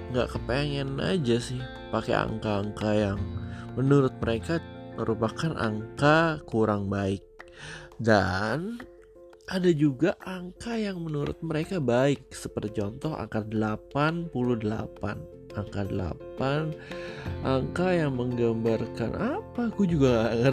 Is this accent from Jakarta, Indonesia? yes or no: no; Purbalingga, Central Java, Indonesia; Dan ini nomor juga rumah orang tua gue waktu kecil di Purbalingga.